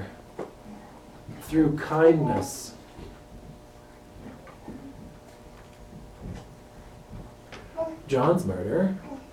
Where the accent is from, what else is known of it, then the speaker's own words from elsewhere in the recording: Minnesota, United States; I'm from Minnesota